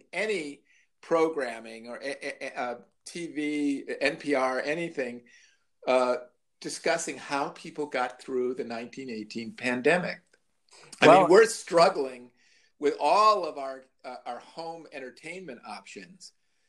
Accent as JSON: {"language": "English", "town": "Libertyville", "region": "Illinois", "country": "United States", "tie": "born or raised there", "said": "growing up in Libertyville"}